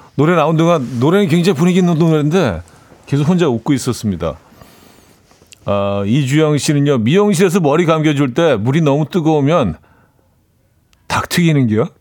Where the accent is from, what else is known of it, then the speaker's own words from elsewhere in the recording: Seoul, South Korea; also born or lived in Chungju (parents' origin); 저희 부모님 두 분이 다 충주 분들이라, 어, 저는 뭐 서울에서 태어나긴 했지만 그래서 늘 충청도 사람이라 하고 다니긴 하는데